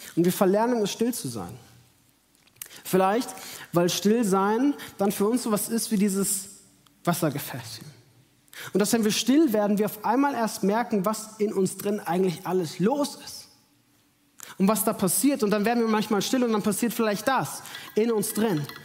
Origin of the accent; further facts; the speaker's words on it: Munich, Bavaria, Germany; moved away as an adult; in meine Heimat nach München